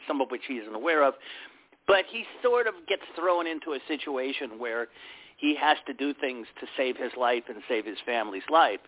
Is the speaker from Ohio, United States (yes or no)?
yes; Cleveland, Ohio, United States; my hometown of Cleveland